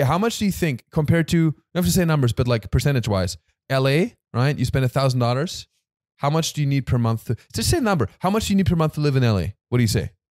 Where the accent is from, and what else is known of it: Germany; now in United States